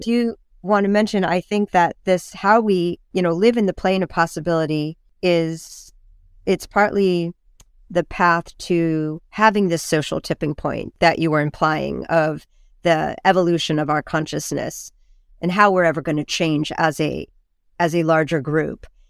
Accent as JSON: {"language": "English", "town": "Carmel", "region": "California", "country": "United States", "tie": "born or raised there", "said": "I grew up in Carmel, which is near Big Sur and near Esalen"}